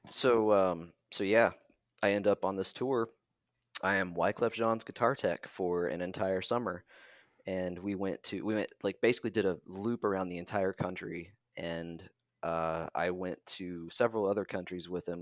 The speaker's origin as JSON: {"language": "English", "town": "Parkersburg", "region": "West Virginia", "country": "United States", "tie": "born or raised there", "also_born_or_lived": "Atlanta, Georgia", "moved": "as an adult", "said": "my hometown, Parkersburg, West Virginia"}